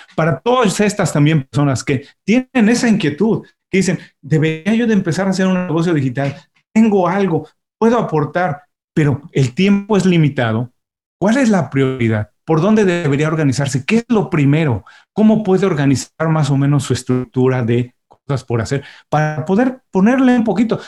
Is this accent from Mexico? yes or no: yes; Mexico; now in Miami, United States; soy mexicano, tengo ya unos años viviendo en Miami, pero cuando vivíamos todos en México